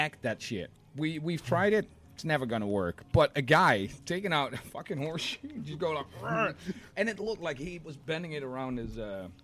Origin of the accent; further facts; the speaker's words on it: Rotterdam, South Holland, Netherlands; I'm from Rotterdam